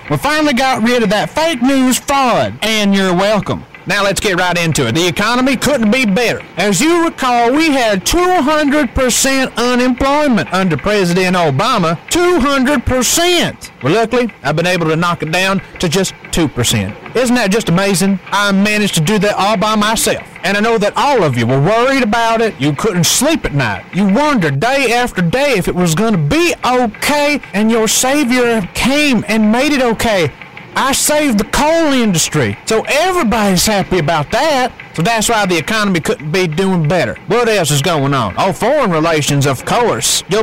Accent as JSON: {"language": "English", "region": "New York", "country": "United States", "tie": "born or raised there", "said": "Even though I was born and raised in New York and don't know a thing damn one about the South, and it really wasn't my heritage regardless because my family wasn't even in America at the time of the war"}